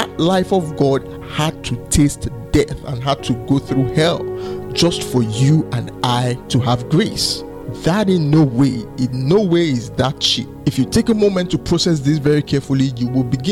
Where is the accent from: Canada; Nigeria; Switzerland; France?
Nigeria; Lagos; I grew up in Oshodi, so I lived a lot of my life in Oshodi